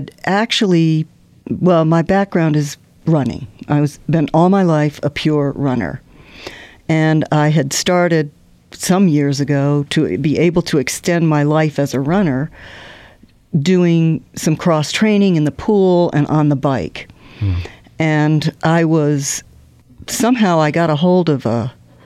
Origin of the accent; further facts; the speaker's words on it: Norfolk, Virginia, United States; I grew up in Norfolk, Virginia, near the Air Force Base.